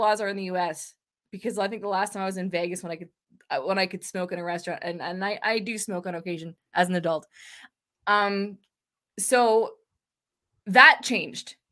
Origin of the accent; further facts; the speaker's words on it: Canada; as a Canadian